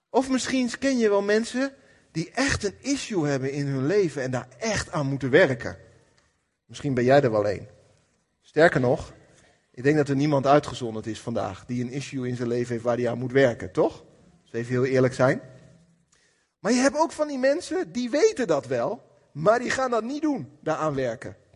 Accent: Apeldoorn, Gelderland, Netherlands; Maar vandaag, ik kom uit Apeldoorn.

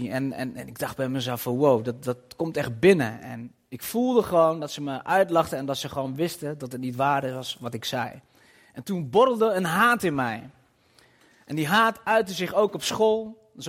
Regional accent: Nivelles, Walloon Brabant, Belgium; born there; ben 44 jaar, geboren in Nijvel

